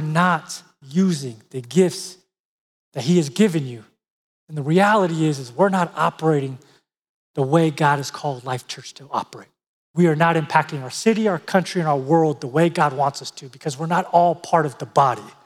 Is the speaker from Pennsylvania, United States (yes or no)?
no; San Diego, California, United States; I grew up in San Diego, California